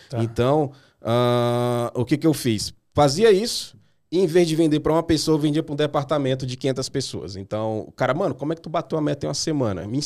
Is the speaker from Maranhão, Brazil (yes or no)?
yes; Maranhão, Brazil; moved away; É, eu vim do Maranhão, eu vim do Maranhão faz 13 anos, eu acho.